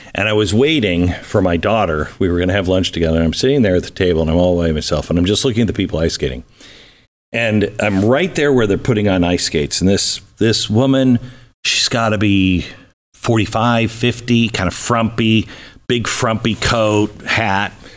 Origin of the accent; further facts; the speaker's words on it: Washington, United States; moved away; I grew up in a very small town, Washington State